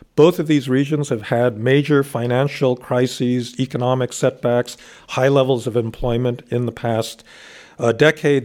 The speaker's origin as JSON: {"language": "English", "country": "United States"}